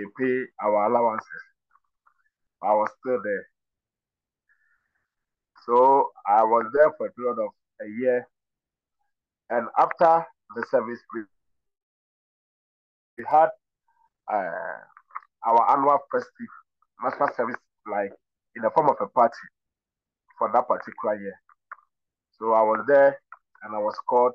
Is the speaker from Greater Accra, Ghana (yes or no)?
no; Kumasi, Ashanti, Ghana; also born or lived in Sekedumase; I'm from Kumasi. I was raised up in Kumasi in the Ashanti region